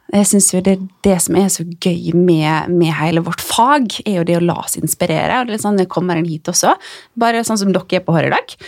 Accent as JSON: {"language": "Norwegian", "town": "Ålesund", "region": "Møre og Romsdal", "country": "Norway", "moved": "yes", "lives_now": "Oslo, Norway", "said": "jeg, jeg er jo der fra Ålesund, som dere sikkert kanskje hører"}